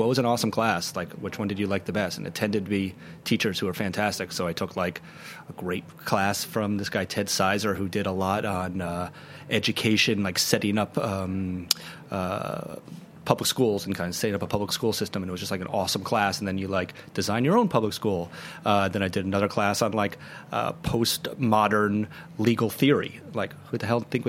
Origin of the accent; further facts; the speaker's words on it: New York City, New York, United States; I'm from New York City